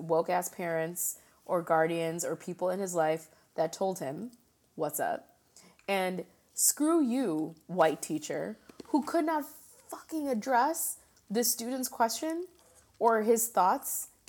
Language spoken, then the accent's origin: English; India; they're not Indians because I'm an Indian. Indians are from India.